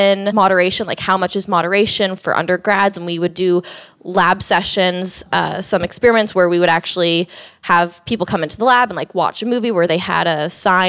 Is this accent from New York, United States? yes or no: no; Orlando, Florida, United States; moved away as an adult; also born or lived in Georgia; now in Austin, United States; I grew up in Orlando, Florida. That's where I'm originally from